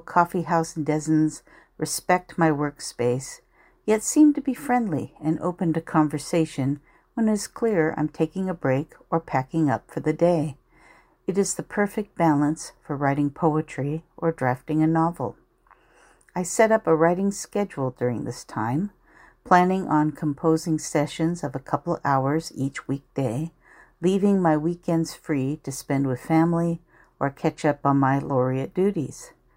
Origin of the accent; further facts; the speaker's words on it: Anaheim, California, United States; my hometown of Anaheim